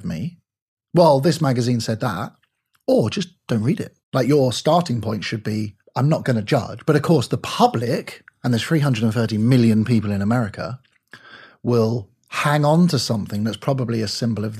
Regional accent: United Kingdom; now in United States; I'm British.

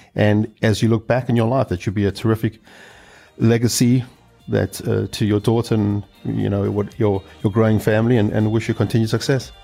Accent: South Africa; I hail from South Africa

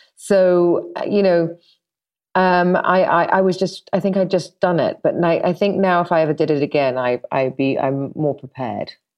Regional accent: London, United Kingdom; I'm forty-four and I'm from London

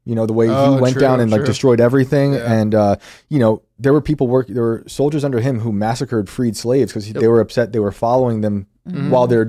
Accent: New York, United States; You know, I grew up outside of West Point, the military academy.

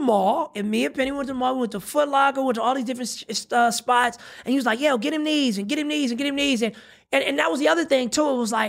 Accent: Pasadena, California, United States; I grew up in Adina, baby. Oh, I'm Dina all day.

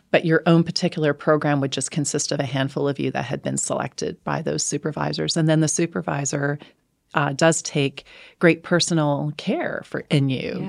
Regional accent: Canada; I'm speaking as a Canadian here

